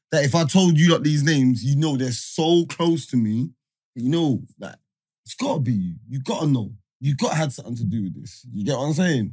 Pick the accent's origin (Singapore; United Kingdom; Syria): United Kingdom; London; I'm from Hackney, innit?